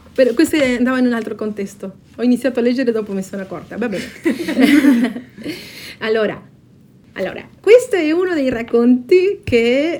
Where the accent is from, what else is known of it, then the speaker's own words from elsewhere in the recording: Patagonia, Argentina; Italian is a second language; moved away as an adult; now in South Tyrol, Italy; sono nata in Patagonia, Argentina. Dal 2001 abito in Subtirol. Nel mio paese d'origine ho studiato lingua e letteratura spagnola